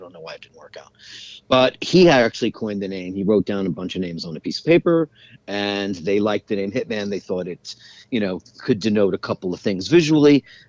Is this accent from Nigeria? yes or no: no; Ireland; I went down there, and meanwhile, I'm as Irish as get out, you know.